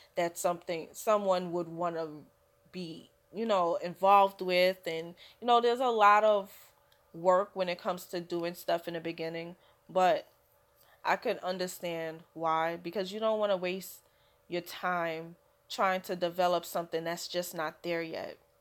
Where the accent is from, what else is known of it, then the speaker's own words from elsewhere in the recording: New York City, New York, United States; I'm a a New Yorker through and through so I've lived here my whole life